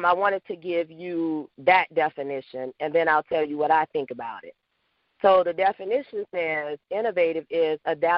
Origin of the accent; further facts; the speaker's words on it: Louisiana, United States; now in Atlanta, United States; I am originally from Louisiana, but I reside now in Atlanta, Georgia